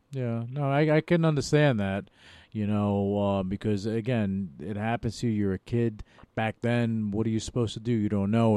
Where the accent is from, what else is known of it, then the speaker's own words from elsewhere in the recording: New York, United States; moved away; New York, a uh, New York uh, born and bred. But I lived all over the world